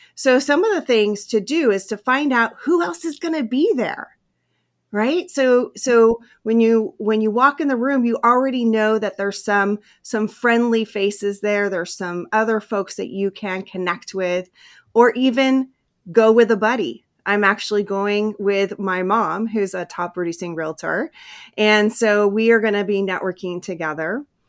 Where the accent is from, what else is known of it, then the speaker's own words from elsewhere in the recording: Hawaii, California, United States; when I was a kid, we moved from Hawaii to California, and I had to start in a new school